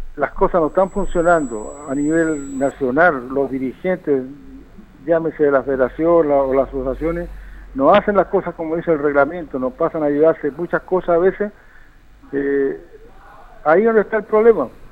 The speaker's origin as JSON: {"language": "Spanish", "town": "Rancagua", "region": "O'Higgins", "country": "Chile", "tie": "born or raised there", "moved": "yes", "lives_now": "San Fernando, Chile", "said": "yo soy nacido en Rancagua, pero por esas cosas de la vida, las mujeres me dejaron allí en San Fernando"}